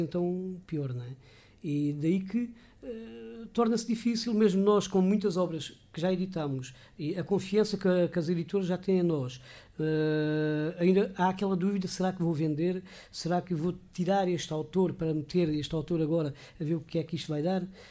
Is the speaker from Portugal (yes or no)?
yes; Rio de Moinhos, Alentejo, Portugal; sou de Rio de Moinhos